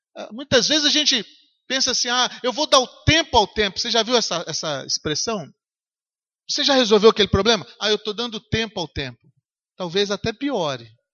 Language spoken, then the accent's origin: Portuguese; Governador Valadares, Minas Gerais, Brazil; moved away; eu passei na rua onde eu nasci